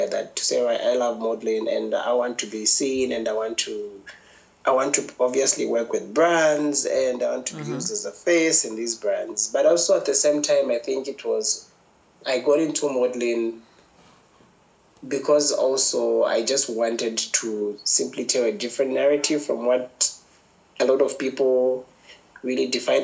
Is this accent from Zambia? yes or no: yes; Lusaka, Lusaka Province, Zambia; growing up in Lusaka, there were very few people who I looked up